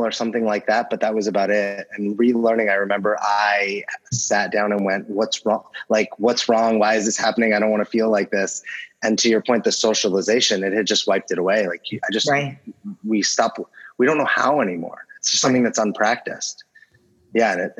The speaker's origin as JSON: {"language": "English", "town": "Los Angeles", "region": "California", "country": "United States", "tie": "born or raised there", "said": "I grew up"}